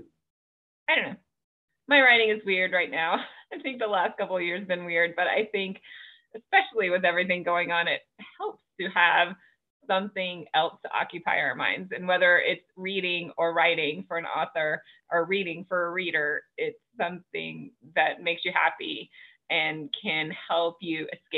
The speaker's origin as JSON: {"language": "English", "region": "the South", "country": "United States", "tie": "born or raised there", "said": "oh my goodness, I was raised in the South."}